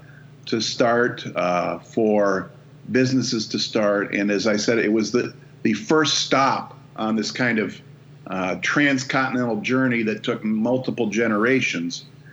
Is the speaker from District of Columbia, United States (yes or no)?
no; Toledo, Ohio, United States; moved away as an adult; also born or lived in Tiffin, Ohio / Bowling Green, Ohio / Columbus, Ohio / Akron, Ohio; now in Rochester, United States; grew up in primarily in Toledo. As a littler kid, I lived in Tiffin. I grew up in Toledo through high school, 4 years at Bowling Green State University.